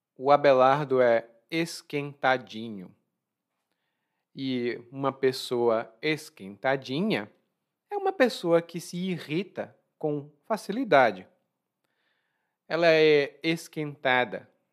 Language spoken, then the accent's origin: Portuguese; Brazil; Eu sou brasileiro